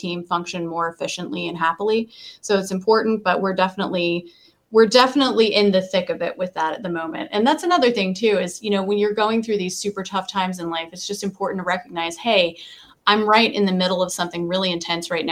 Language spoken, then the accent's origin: English; United States; I grew up in Polk County